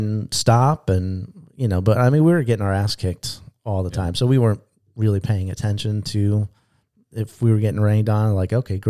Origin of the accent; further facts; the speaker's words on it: San Diego, California, United States; I grew up in San Diego, you know, so we don't have real thunderstorms in Southern California.